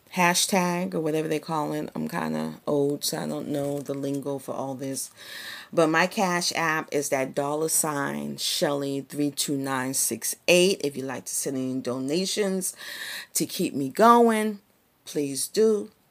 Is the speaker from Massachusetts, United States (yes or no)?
yes; Boston, Massachusetts, United States; I grew up in the hood, I grew up in the Barry, Roxbury, Massachusetts, in the sixties and the seventies